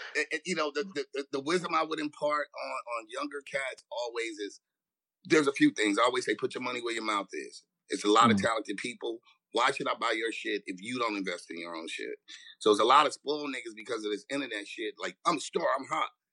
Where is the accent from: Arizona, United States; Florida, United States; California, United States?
California, United States; Los Angeles; I grew up in Watts